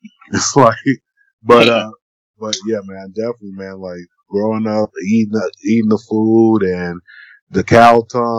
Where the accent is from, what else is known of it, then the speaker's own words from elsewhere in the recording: Florida, United States; growing up in Florida